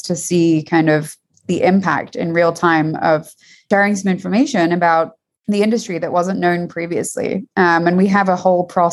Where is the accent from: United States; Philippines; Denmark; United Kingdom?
United Kingdom; London; moved away as an adult; I grew up in London.